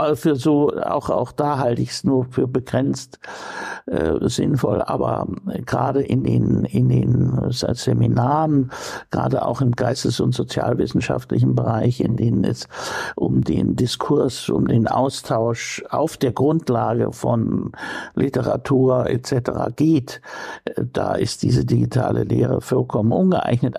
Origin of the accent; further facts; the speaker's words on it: Coburg, Bavaria, Germany; moved away as an adult; also born or lived in Munich; now in Bremen, Germany; Coburg ist ja äh, nur ein ganz kleiner Teil Bayerns, meine Heimatstadt, in der ich aufgewachsen bin